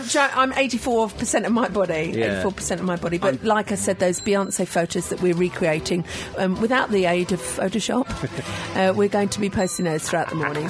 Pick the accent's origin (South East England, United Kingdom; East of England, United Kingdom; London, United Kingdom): South East England, United Kingdom; Kent; I'm from Kent.